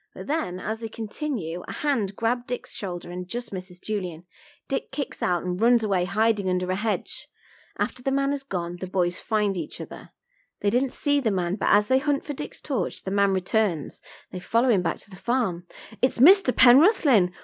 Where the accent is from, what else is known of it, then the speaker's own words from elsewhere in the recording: Coventry, West Midlands, United Kingdom; I grew up in Coventry, you couldn't really get further from the sea